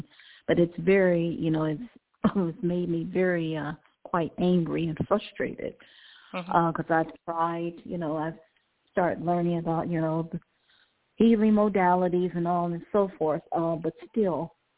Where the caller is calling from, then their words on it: Cleveland, Ohio, United States; Hi, from Cleveland, Ohio.